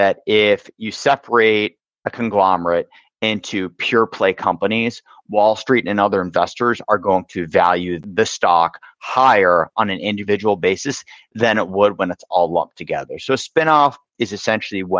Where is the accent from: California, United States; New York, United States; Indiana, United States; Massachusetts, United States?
Massachusetts, United States; Boston; I grew up in the Boston area